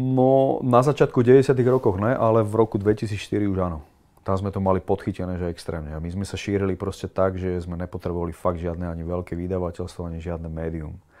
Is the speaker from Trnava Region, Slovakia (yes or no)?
yes; Piešťany, Trnava Region, Slovakia; also born or lived in Kroměříž, Czech Republic; Narodil som sa teda v Kromiríži a moja mama sa rozviedla vlastne s Čechom, s tým môjim otcom biologickým a asi rok na to, nie, asi 4 roky na to si našla Slováka, ktorý tam bol na vojne. A on bol z Piešťan. A zobrali sa, presťahovali sa do Piešťan aj so mnou